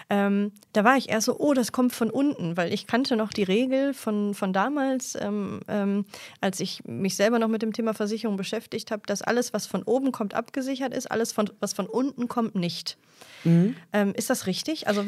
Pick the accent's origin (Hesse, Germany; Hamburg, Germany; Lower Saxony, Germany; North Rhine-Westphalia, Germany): North Rhine-Westphalia, Germany; Mülheim an der Ruhr; Ich komme jetzt aus Mülheim an der Ruhr.